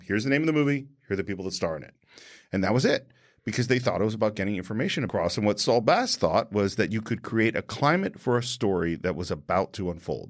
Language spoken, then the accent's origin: English; San Francisco, California, United States; I was born in San Francisco in Mount Sinai Hospital